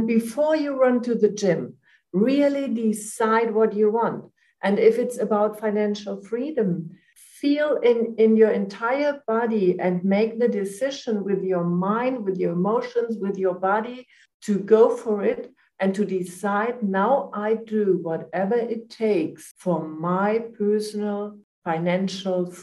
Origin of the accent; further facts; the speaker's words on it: Germany; also born or lived in Frankfurt; I'm from Germany. I'm living in Frankfurt.